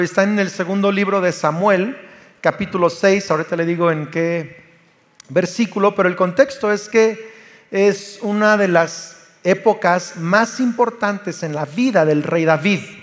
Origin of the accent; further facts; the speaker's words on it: Mexico; yo soy mexicano.